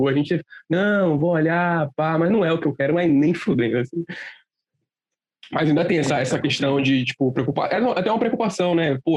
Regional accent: Fortaleza, Ceará, Brazil; born there; Eu, na real, eu sou de... eu nasci em Fortaleza, né? Nasci ali cedo, então eu vou todo ano.

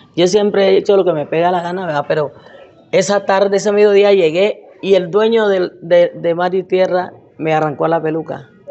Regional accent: Morales, Izabal, Guatemala; moved away as an adult; also born or lived in New York; yo nací en Bananera

